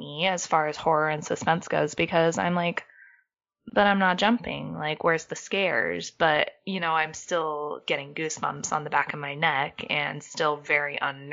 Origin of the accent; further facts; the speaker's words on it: United States; as an American